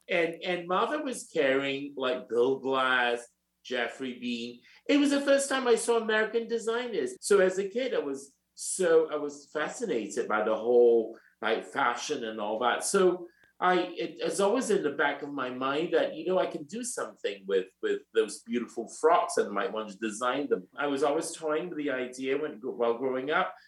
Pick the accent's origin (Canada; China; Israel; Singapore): Singapore; moved away as an adult; also born or lived in London, United Kingdom / New York, United States / Milan, Italy; now in Paris, France; I was born in Singapore and I am three quarter Chinese and one quarter Japanese